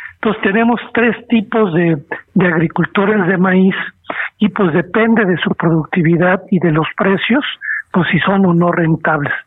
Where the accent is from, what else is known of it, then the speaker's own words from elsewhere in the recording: Mexico; ya que todos somos mexicanos